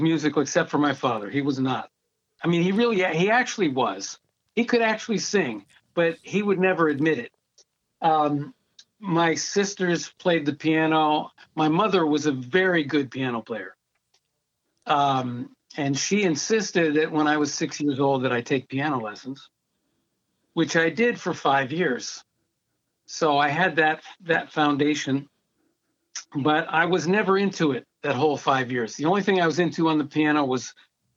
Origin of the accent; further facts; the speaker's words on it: West Hartford, Connecticut, United States; also born or lived in Albany, New York / Washington, D.C. area; Then we moved to Hartford, Connecticut, and that's where I started taking piano lessons. So it started in West Hartford, Connecticut